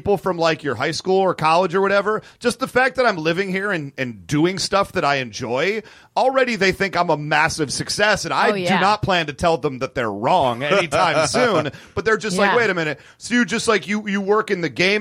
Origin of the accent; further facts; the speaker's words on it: Michigan, United States; moved away; I'm the fourth most successful person to ever come out of the state of Michigan